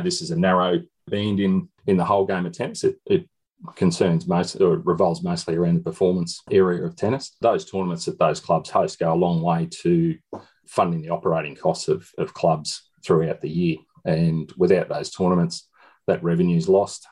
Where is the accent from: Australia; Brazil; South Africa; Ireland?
Australia; Shepparton, Victoria; I'm from I'm from Shepparton